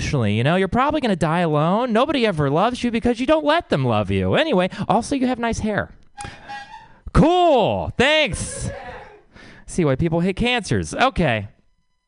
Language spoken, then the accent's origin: English; Texas, United States; I come from Texas